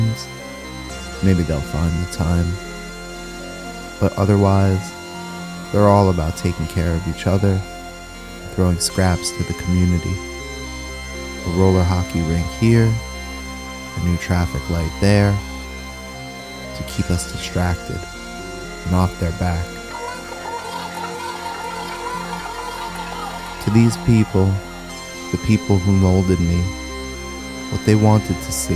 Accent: New York City, New York, United States; I grew up in the Bronx, Pelham Bay, an Italian-American neighborhood

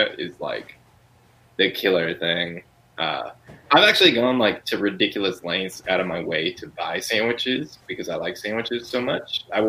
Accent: San Diego, California, United States; now in Los Angeles, United States; where I grew up in San Diego

